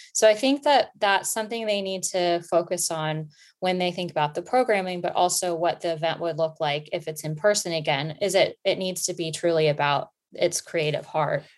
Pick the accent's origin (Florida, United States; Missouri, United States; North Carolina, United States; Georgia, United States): Florida, United States; also born or lived in New York; now in London, United Kingdom; I am originally from Florida, but I lived in New York before I ended up in London